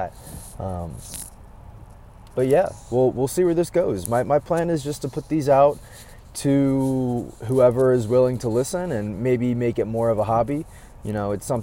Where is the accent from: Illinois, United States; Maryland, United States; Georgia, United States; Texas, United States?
Maryland, United States; now in Chicago, United States; I grew up in Maryland